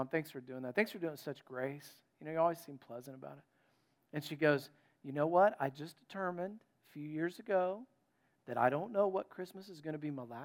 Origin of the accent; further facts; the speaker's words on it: North Carolina, United States; And I was from North Carolina.